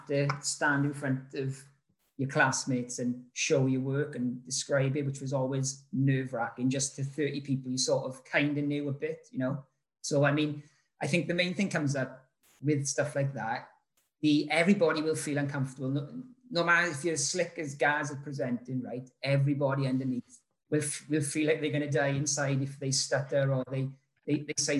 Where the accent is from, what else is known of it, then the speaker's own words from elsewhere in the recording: Rhondda Valley, Wales, United Kingdom; also born or lived in London; I'm from the Rhondda Valley. I loved it, but it's like, it's supposed to be the most deprived place in the UK and whatever, right? But I still live here